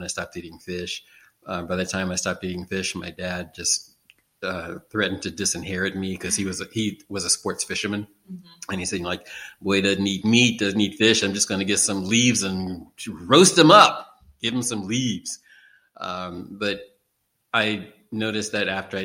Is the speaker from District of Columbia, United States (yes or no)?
yes; Washington, District of Columbia, United States; now in Baltimore, United States; I'm originally from Washington, D.C., which is 45 miles south of here